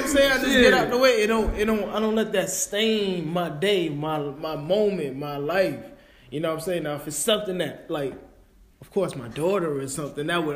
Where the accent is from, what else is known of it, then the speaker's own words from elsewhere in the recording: New York, United States; I'm a New Yorker